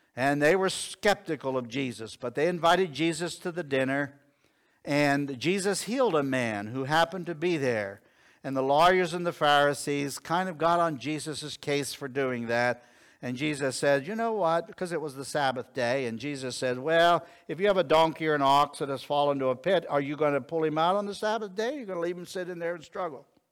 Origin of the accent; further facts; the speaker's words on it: Connellsville, Pennsylvania, United States; I was born in Connellsville, Pennsylvania